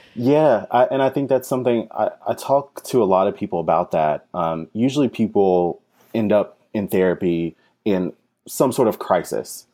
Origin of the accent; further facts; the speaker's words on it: North Carolina, United States; moved away as an adult; now in New York City, United States; I'm actually originally from North Carolina, and I came up to New York City for grad school.